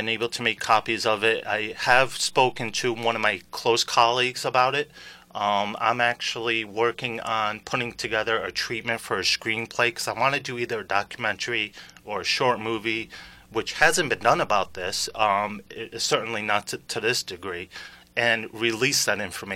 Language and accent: English; Stafford Springs, Connecticut, United States; also born or lived in Sicily; I grew up in Stafford Springs and up and down eastern Connecticut.